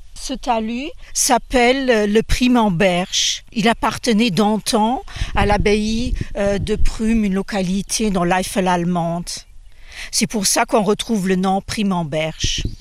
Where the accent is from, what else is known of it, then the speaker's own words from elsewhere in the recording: Luxembourg; je suis luxembourgeoise